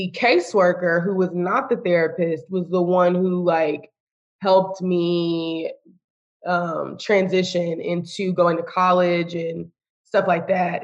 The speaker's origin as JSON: {"language": "English", "town": "Austin", "region": "Texas", "country": "United States", "also_born_or_lived": "San Antonio, Texas", "moved": "as an adult", "lives_now": "Houston, United States", "said": "I'm from Austin"}